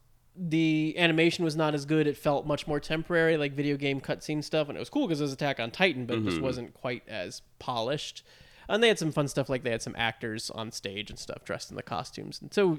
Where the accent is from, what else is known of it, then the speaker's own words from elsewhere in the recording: Georgia, United States; I grew up in Georgia and, like, normally would go to the Orlando one.